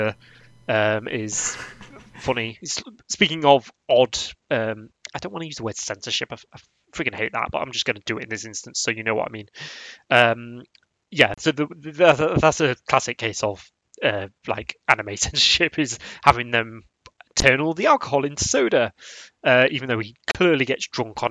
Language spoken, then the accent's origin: English; England, United Kingdom; I'm English. I'm British.